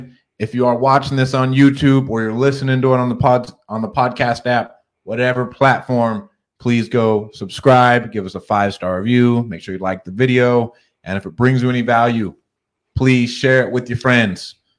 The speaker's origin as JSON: {"language": "English", "town": "Clovis", "region": "California", "country": "United States", "said": "I'm from Clovis, but I've just bought 2 homes in Ohio."}